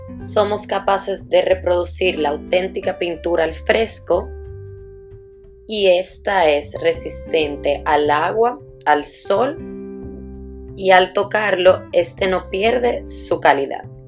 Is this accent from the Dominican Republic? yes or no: yes; Dominican Republic; also born or lived in Italy; nací en Italia y me crié en República Dominicana.